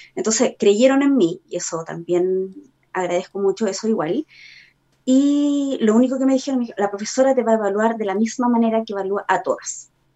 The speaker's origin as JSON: {"language": "Spanish", "town": "Iquique", "region": "Tarapacá", "country": "Chile", "tie": "born or raised there", "moved": "as an adult", "lives_now": "Santiago, Chile", "said": "soy nacida y criada en Iquique y estoy viviendo hace nueve años aquí ya en Santiago"}